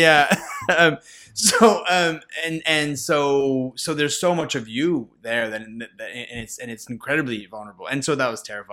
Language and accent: English; Nova Scotia, Canada; I'm from Nova Scotia.